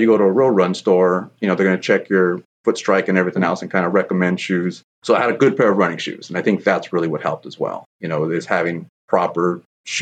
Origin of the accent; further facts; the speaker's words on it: San Jose, California, United States; Born and raised here in San Jose, California